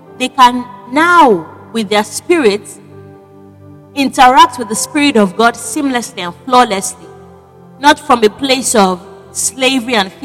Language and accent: English; Nigeria; moved away; I am a Nigerian, but I'm not currently in Nigeria